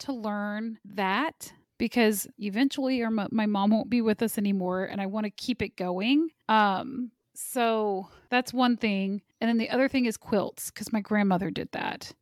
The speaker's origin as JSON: {"language": "English", "town": "Kansas City", "region": "Kansas", "country": "United States", "said": "I'm from Kansas City"}